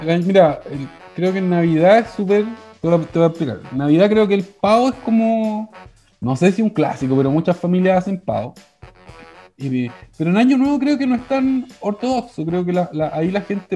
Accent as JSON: {"language": "Spanish", "country": "Chile", "said": "Somos chilenos, pues somos chilenos"}